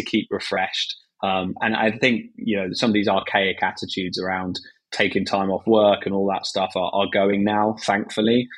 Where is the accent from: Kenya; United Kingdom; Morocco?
United Kingdom; England; as a British guy